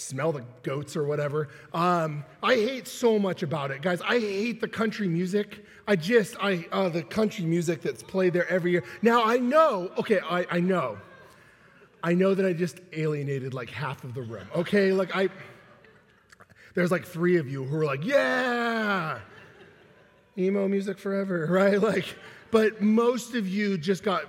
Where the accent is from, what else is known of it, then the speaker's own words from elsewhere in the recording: Paso Robles, California, United States; moved away as an adult; now in Seattle, United States; my hometown has shifted over the years. But when I was growing up, there was one thing that so many people from our county did